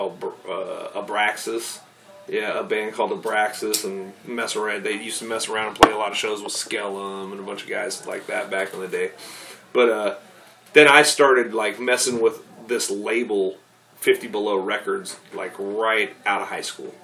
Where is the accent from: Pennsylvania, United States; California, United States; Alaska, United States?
Alaska, United States; Fairbanks; also born or lived in the contiguous United States; all I know is Fairbanks pretty much at this time, except for the little bit of time I grew up in the States, like 12.